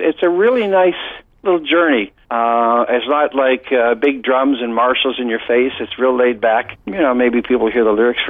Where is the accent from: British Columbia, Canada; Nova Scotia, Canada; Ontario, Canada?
Nova Scotia, Canada; Waverley; I grew up in Waverly, Nova Scotia